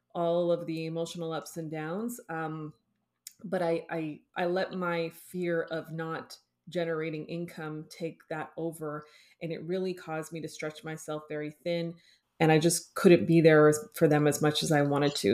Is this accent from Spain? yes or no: no; Toronto, Ontario, Canada; moved away as an adult; now in Los Angeles, United States; I was born and raised in Toronto